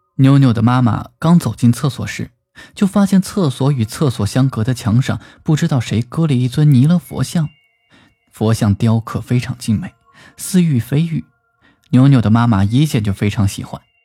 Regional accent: China; 我们中国人信佛的人也很多

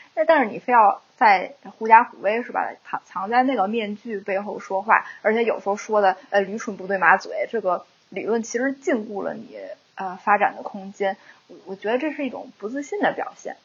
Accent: China; moved away; 我们中国人

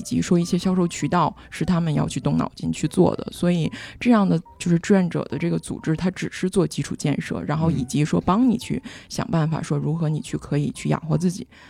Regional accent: Northeast China, China; 我就是东北人的性格非常地实在

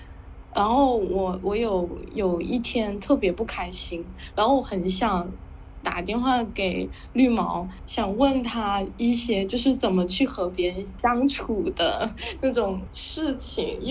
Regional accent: China; first language Hakka; 但其实他我的母语不是不是粤语，是客家话。

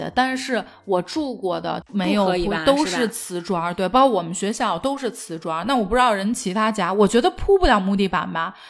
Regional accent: Guangzhou, Guangdong, China; 这是我对小时候在广州最大最大的一个印象。

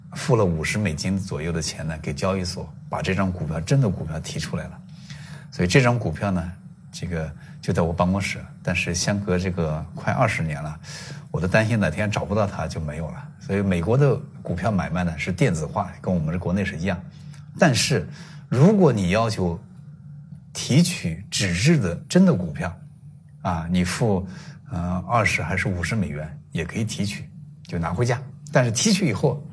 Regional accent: China; 我们中国的投资人啊

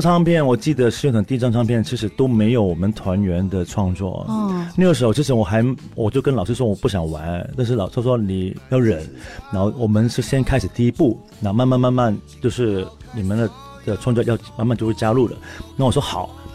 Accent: Hong Kong; accent: Hong Kong accent; 因为我，我可能讲话有香港腔嘛

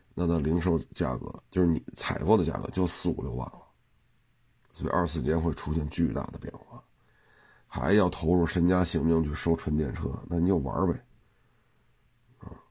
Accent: China; 我们中国人

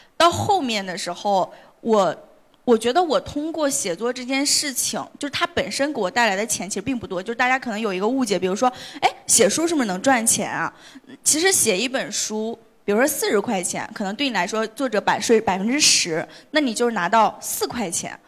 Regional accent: Hebei, China; moved away as an adult; also born or lived in Beijing; 我其实是毕业是在河北的一个小城市，我也是河北人

